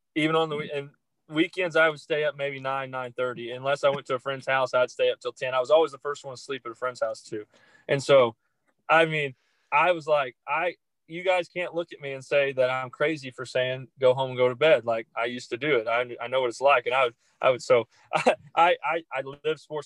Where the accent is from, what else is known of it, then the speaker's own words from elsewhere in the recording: Greenbrier, Arkansas, United States; moved away as an adult; now in Pattonsburg, United States; I grew up in a town called Greenbrier, Arkansas